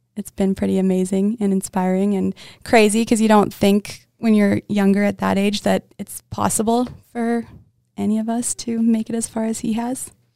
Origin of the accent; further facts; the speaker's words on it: Winnipeg, Manitoba, Canada; I'm from Winnipeg, Manitoba